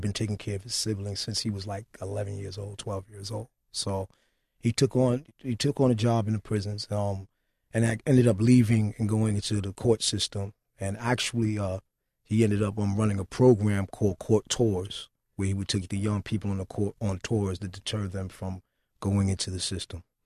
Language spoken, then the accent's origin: English; New York City, New York, United States; I'm a fellow New Yorker. I was born in Queensbridge